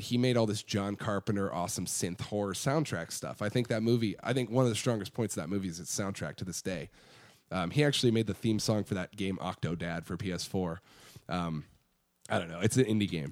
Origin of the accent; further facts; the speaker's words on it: Iowa City, Iowa, United States; moved away as an adult; now in Austin, United States; so Iowa City is where I grew up